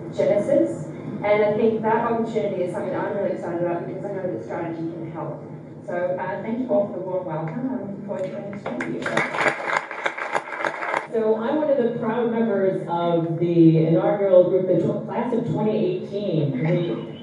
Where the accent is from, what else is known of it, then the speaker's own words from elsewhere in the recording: Australia; I'm Australian.